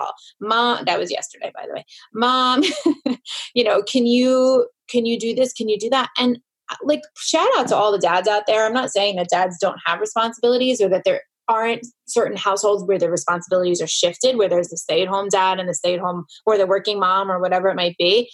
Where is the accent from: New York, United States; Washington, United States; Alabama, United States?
New York, United States; I'm a New Yorker